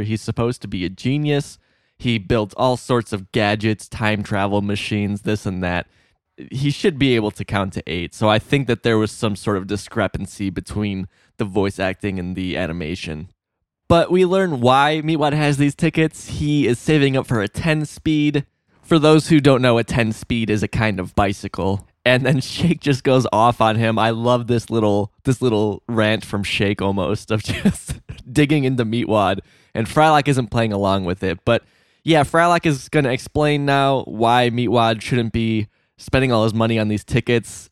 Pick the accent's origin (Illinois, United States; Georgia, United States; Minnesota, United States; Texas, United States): Illinois, United States; I'm from Illinois